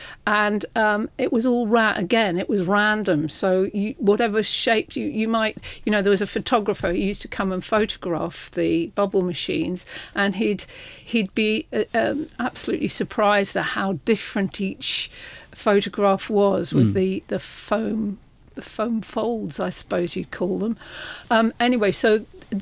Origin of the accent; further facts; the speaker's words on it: London, United Kingdom; I was from Putney